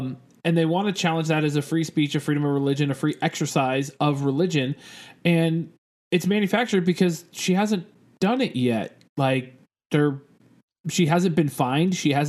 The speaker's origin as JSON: {"language": "English", "town": "San Francisco", "region": "California", "country": "United States", "tie": "born or raised there", "said": "And I grew up in San Francisco."}